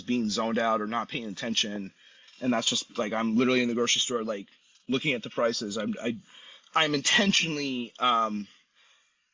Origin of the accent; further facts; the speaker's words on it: San Luis Obispo, California, United States; I'm from San Luis Obispo